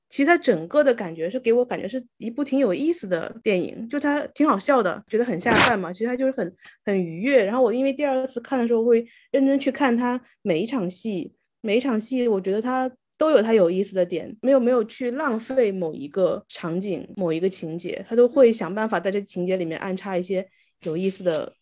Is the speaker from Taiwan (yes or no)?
no; Wu-speaking area, China; accent: Wu dialect; first language Wu Chinese; Chinese is a second language; moved away as an adult; now in Guangzhou, China; 我母语是无方言嘛